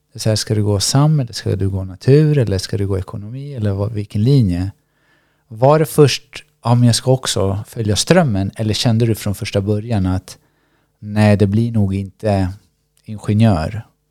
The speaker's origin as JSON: {"language": "Swedish", "country": "Sweden", "tie": "born or raised there", "said": "Jag är född i Sverige."}